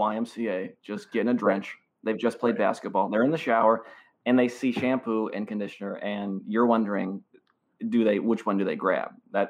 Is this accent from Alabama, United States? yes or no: no; Cedar Rapids, Iowa, United States; My hometown that I was born and raised in, Cedar Rapids, Iowa.